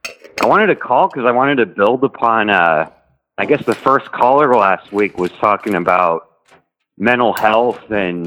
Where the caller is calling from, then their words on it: Texas, United States; I'm calling from Texas.